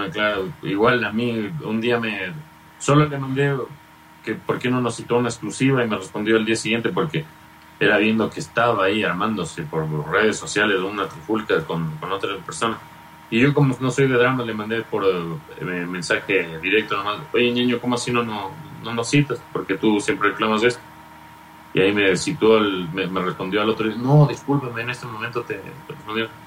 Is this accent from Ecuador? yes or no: yes; Ecuador; la justicia falló y le, le ordenó al registro civil que me escribiera como ecuatoriano